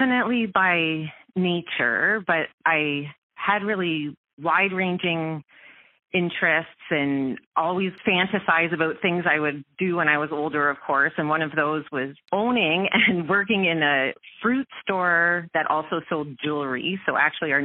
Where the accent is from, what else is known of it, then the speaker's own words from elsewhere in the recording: Ontario, Canada; moved away as an adult; also born or lived in Welland, Ontario / Aurora, Ontario; now in Vancouver Island, Canada; So I am actually originally from Ontario. I was born in Welland, and I spent a lot of time as a child in Welland